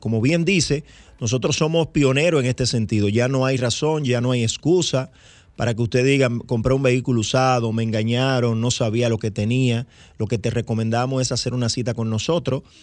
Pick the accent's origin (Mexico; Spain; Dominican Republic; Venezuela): Dominican Republic; como dominicano